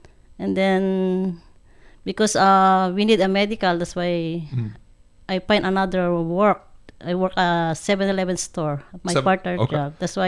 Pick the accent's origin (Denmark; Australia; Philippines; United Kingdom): Philippines; Sarrat, Ilocos Region; English is a second language; moved away as an adult; now in Hawaii, United States; I came from Philippines. I born and raised in there. In Sarat, Ilocos Norte, Philippines. I came here in Hawaii 1983.